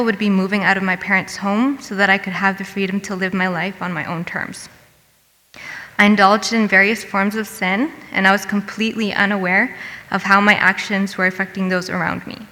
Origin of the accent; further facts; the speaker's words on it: Hamilton, Ontario, Canada; I was born and raised in Hamilton